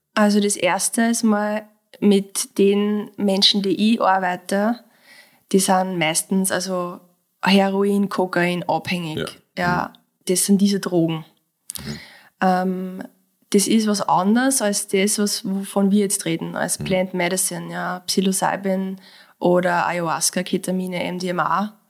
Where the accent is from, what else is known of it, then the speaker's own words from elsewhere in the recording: Mostviertel, Lower Austria, Austria; moved away as an adult; now in Vienna, Austria; ich komme aus dem Mostviertel. Ja. Ja, ich habe diesen Dialekt, aber seit ich in Wien wohne, irgendwie trotzdem nie ablegen